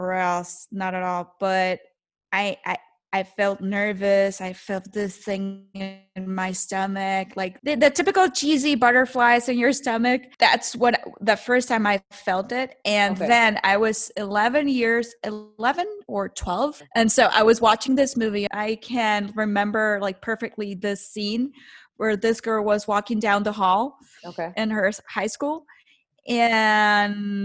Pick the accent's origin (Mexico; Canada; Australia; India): Mexico; Hermosillo, Sonora; moved away as an adult; also born or lived in Cananea, Sonora / Los Angeles; now in Mexico City, Mexico; I was born in Cananea, Sonora, okay, and raised in Hermosillo